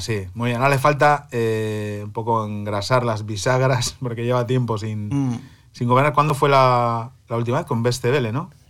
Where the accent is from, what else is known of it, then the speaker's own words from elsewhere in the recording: Santoña, Cantabria, Spain; moved away as an adult; now in Berlin, Germany; mi pueblo, en Santoña